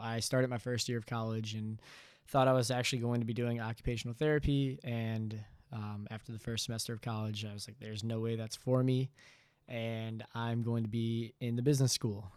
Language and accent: English; Bloomfield, Michigan, United States; moved away as an adult; also born or lived in Cincinnati, Ohio; originally I'm from Bloomfield, Michigan